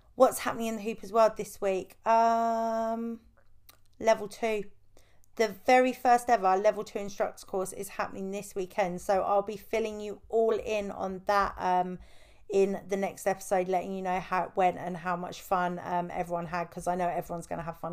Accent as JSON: {"language": "English", "country": "United Kingdom", "said": "I am British"}